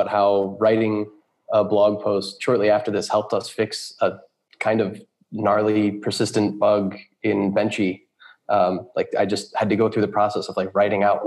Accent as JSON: {"language": "English", "country": "United States", "also_born_or_lived": "California / New York", "moved": "as an adult", "lives_now": "Berlin, Germany", "said": "I am a programmer based in Berlin, Germany. I'm American, though. We've lived here in Berlin for the last 3 years. Before that, we were in California. And before that, New York."}